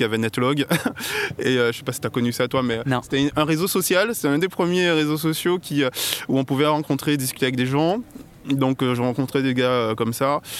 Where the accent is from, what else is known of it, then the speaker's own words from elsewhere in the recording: Guadeloupe; moved away as an adult; j'ai grandi en Guadeloupe et je me suis installé ici il y a 6 ans